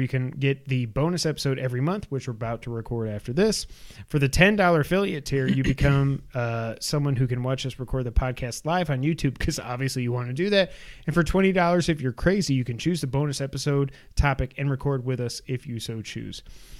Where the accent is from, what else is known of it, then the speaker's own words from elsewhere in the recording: New York, United States; We're from New York. I don't care.